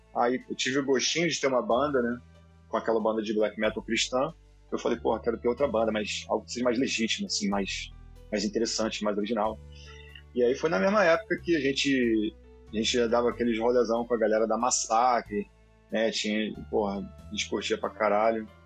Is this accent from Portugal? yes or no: no; Rio de Janeiro, Brazil; now in United States; sou de Guadalupe, nascido e criado, terra do rock pobre